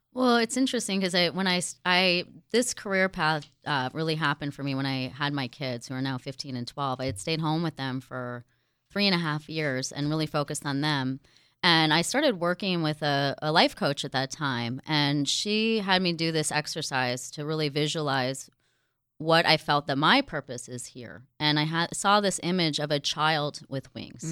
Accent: Jersey Shore, New Jersey, United States; now in San Diego, United States; born and raised on the Jersey Shore and very proud of it

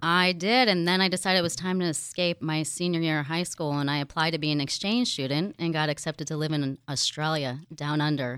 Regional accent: Jersey Shore, New Jersey, United States; now in San Diego, United States; born and raised on the Jersey Shore and very proud of it

